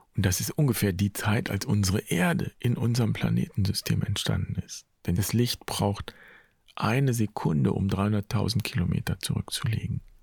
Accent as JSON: {"language": "German", "country": "Germany", "said": "hier bei uns in Deutschland"}